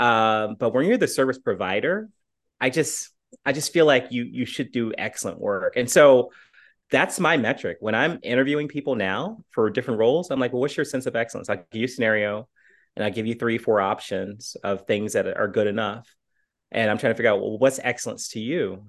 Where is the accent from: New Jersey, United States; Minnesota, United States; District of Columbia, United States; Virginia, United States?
Virginia, United States; Portsmouth; moved away; also born or lived in Chattanooga; my hometown of Portsmouth, Virginia